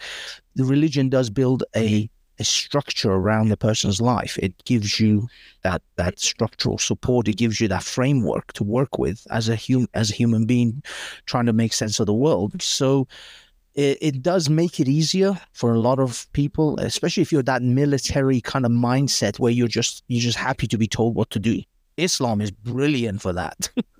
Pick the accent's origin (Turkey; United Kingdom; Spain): United Kingdom; But either way, yeah, I grew up in Britain. I have a very secular point of view.